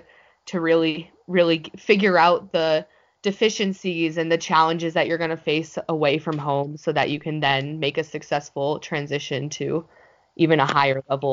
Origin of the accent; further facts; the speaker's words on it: New Hampshire, United States; I'm from New Hampshire